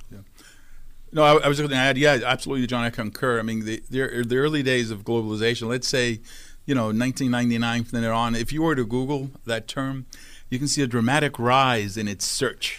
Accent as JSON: {"language": "English", "town": "New York City", "region": "New York", "country": "United States", "tie": "born or raised there", "said": "I grew up in Brooklyn, New York"}